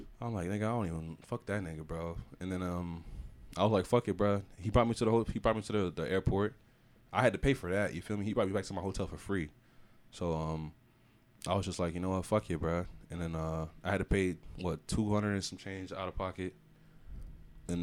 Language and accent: English; Florida, United States; I'm from Florida